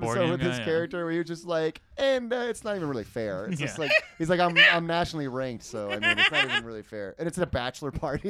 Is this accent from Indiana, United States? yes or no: yes; Indiana, United States; I'm from Indiana